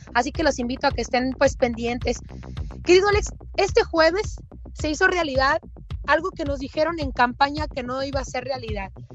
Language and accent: Spanish; Sonora, Mexico